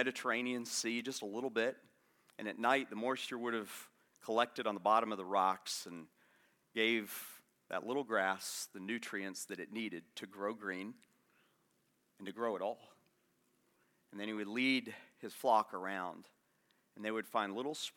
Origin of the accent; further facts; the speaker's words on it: Florida, United States; moved away; also born or lived in Atlanta; I'm from Florida